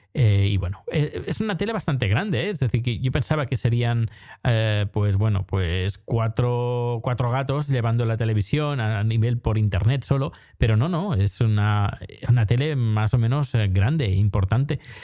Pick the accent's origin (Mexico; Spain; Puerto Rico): Spain; Terrassa, Catalonia; cuando era pequeño, en EGB, cuando existía EGB, y creo que iba a tercero o cuarto de EGB, pues nos llevaron al ayuntamiento de Tarrasa